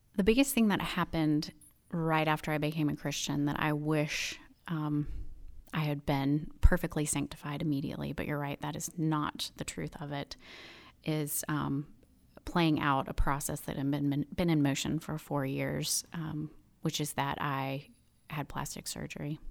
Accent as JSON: {"language": "English", "town": "Birmingham", "region": "Alabama", "country": "United States", "tie": "born or raised there", "also_born_or_lived": "Chicago / New York Metro", "moved": "as an adult", "said": "I am from Birmingham, from Mountain Brook. Graduated from Mountain Brook High School in two thousand. And, um, so just grew up in this wonderful community"}